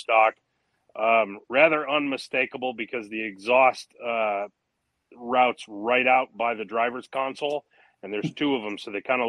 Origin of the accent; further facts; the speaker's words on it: Michigan, United States; moved away; back where I was born and raised in Michigan